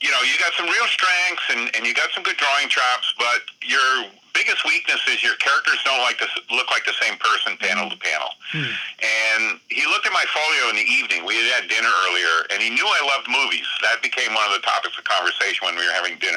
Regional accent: Vermont, United States; also born or lived in Dover, New Jersey; Vermont, my home state.

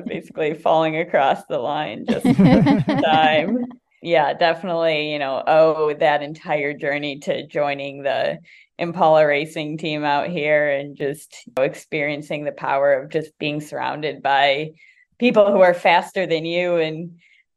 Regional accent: Indiana, United States; now in San Francisco, United States; I'm from Indiana

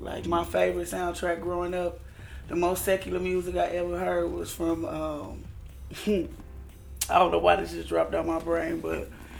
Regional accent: Ferguson, Missouri, United States; moved away as an adult; also born or lived in Dellwood, Missouri; So, that's where I was born. And then I grew up mostly in Ferguson on Forestwood.

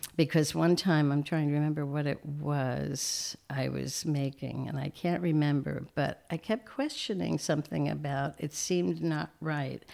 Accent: Reading, Pennsylvania, United States; moved away as an adult; also born or lived in Saint Louis, Missouri; I was born in Saint Louis, but when we were young, we moved to Reading, Pennsylvania

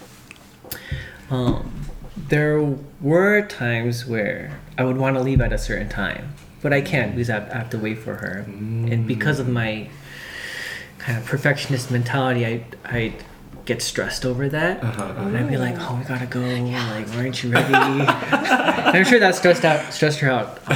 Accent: Denver, Colorado, United States; I was born and raised in Denver

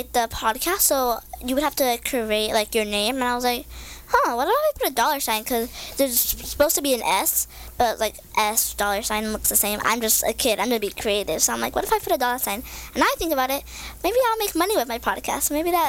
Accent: Garden Grove, California, United States; also born or lived in Anaheim; I grew up in Garden Grove.

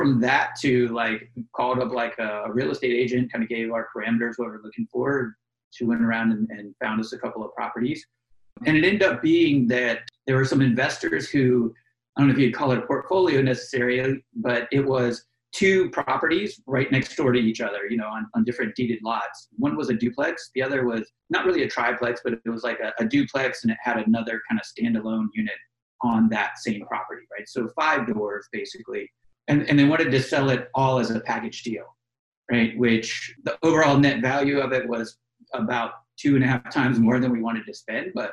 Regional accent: Florida, United States; now in Washington, D.C., United States; I'm originally from Florida and I live near Orlando.

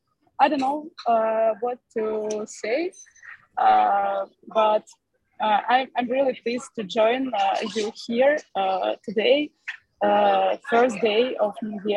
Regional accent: Ukraine; moved away as an adult; now in Spain; I have been working and living in Ukraine all my life.

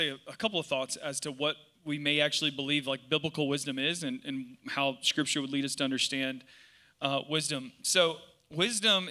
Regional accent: South Georgia, United States; I'm from South Georgia

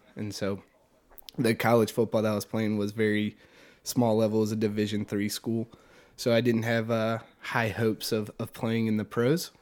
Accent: Richmond, Virginia, United States; also born or lived in Farmville, Virginia; was born and raised in Richmond, Virginia. Never I've never lived outside of Richmond my entire life

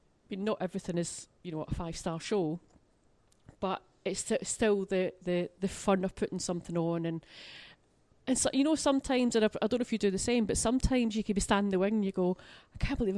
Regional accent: Glasgow, Scotland, United Kingdom; Well, I'm from Glasgow for a start.

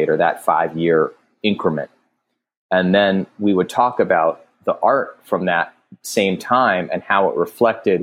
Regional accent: Alexandria, Virginia, United States; I grew up in Alexandria, Virginia

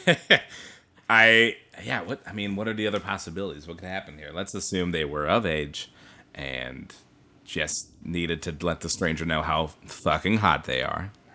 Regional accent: Bothell, Washington, United States; closer to my hometown around the Bothell

